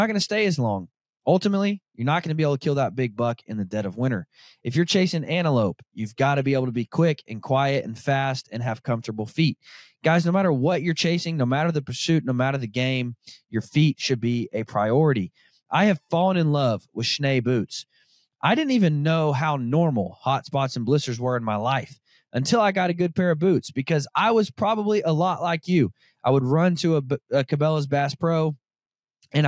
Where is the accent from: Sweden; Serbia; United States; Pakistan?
United States; Arkansas; I grew up born and raised in Arkansas, where deer are no bigger than a chocolate lab